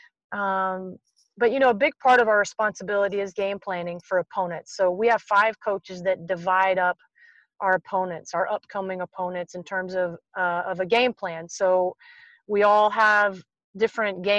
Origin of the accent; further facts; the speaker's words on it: Tennessee, United States; I grew up in Tennessee